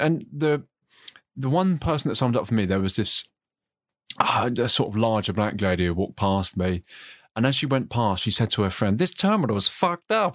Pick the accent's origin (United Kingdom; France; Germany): United Kingdom; moved away; I've been out of, you know, my home country for a while